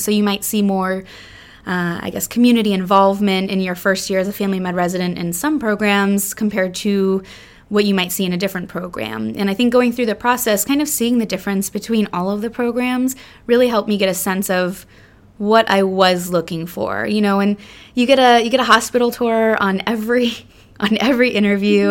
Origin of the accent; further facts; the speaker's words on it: South Florida, United States; we're originally from South Florida and, um, you know, born and raised there